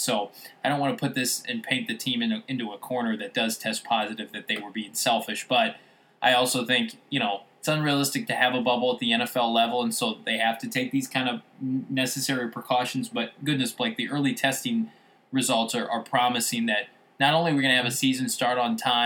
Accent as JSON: {"language": "English", "region": "Midwest", "country": "United States", "said": "I'm from the Midwest"}